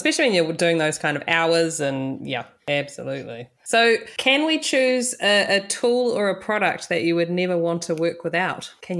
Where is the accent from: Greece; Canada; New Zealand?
New Zealand; moved away; I moved over from New Zealand, and in New Zealand, we do both hair and makeup.